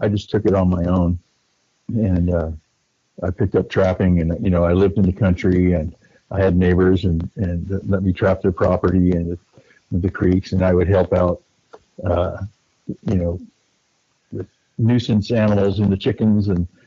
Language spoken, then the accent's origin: English; Northern California, United States; I was raised in Northern California